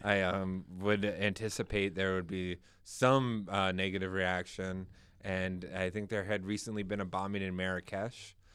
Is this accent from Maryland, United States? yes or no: yes; Maryland, United States; moved away as an adult; also born or lived in Virginia; now in New Hampshire, United States; I grew up in Maryland, right outside of D C